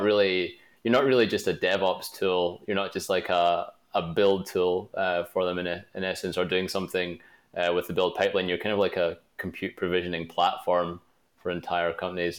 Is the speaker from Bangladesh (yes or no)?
no; Glasgow, Scotland, United Kingdom; I'm from Glasgow, Scotland, which is not really known for its pizza